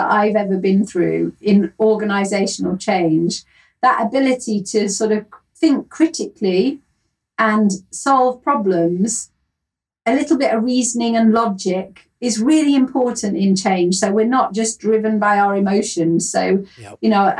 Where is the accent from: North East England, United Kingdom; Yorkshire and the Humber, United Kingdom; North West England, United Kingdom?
Yorkshire and the Humber, United Kingdom; accent: Yorkshire; But originally I come from Yorkshire in the north of England, which is really where my heart is. Sorry, Kent.